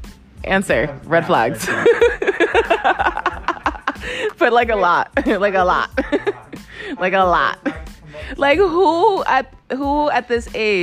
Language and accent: English; Idaho, United States; I'm from Idaho, but he literally only calls me at his 2 and 3 in the morning.